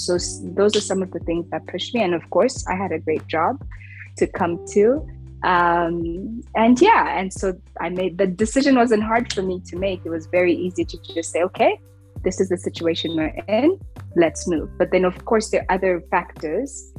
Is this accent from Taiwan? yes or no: no; Rwanda; also born or lived in United States; I'm also African, I'm also a woman, I'm also from Rwanda.